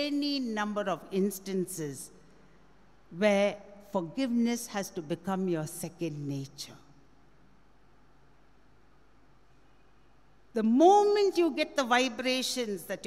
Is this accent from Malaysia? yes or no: no; India; I'm very proud to be an Indian.